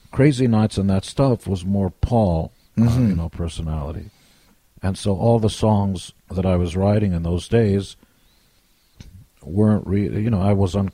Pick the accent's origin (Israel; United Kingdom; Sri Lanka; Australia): Israel; now in United States; And I wasn't born in America. I came from Israel